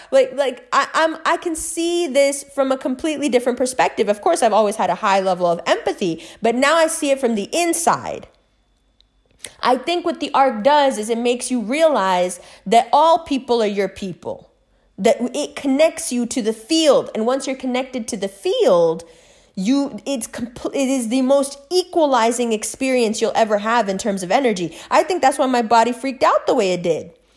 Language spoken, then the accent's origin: English; New York City, New York, United States; I was raised in Harlem.